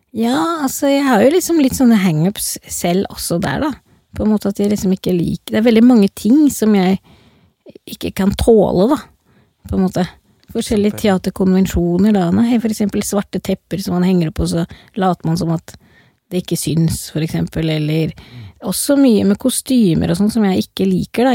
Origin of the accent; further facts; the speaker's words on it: Oslo, Norway; accent: Oslo dialect (west Oslo); Jeg er jo liksom fra Oslo vest